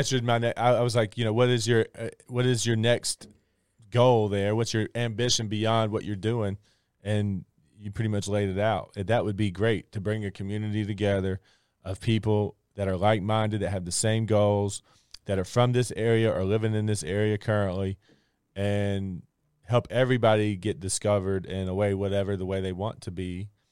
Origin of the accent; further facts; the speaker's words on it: Christiansburg, Virginia, United States; moved away as an adult; I love this area. I'm from this area. I grew up in Christiansburg